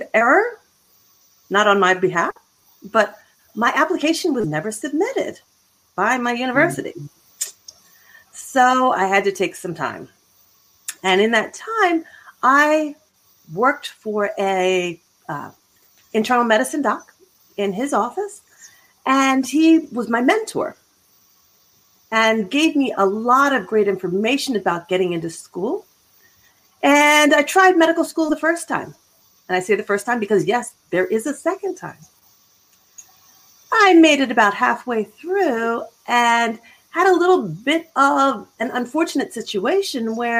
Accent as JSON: {"language": "English", "town": "Philadelphia", "region": "Pennsylvania", "country": "United States", "also_born_or_lived": "Boston / Chicago / Florida", "moved": "as an adult", "lives_now": "Abilene, United States", "said": "I am originally from Philadelphia."}